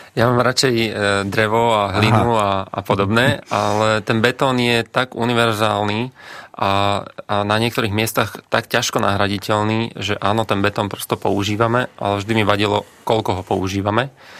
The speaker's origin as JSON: {"language": "Slovak", "town": "Brhlovce", "region": "Nitra Region", "country": "Slovakia", "said": "u nás v Brhlovciach eh, na juhu Slovenska"}